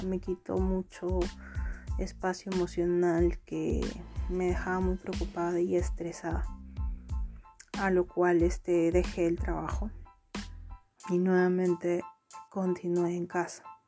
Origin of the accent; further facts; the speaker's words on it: Huacho, Lima, Peru; soy de Huacho